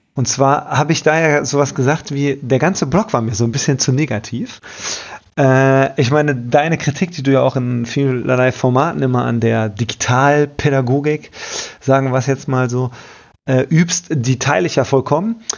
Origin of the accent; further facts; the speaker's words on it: Bielefeld, North Rhine-Westphalia, Germany; ich bin aus Bielefeld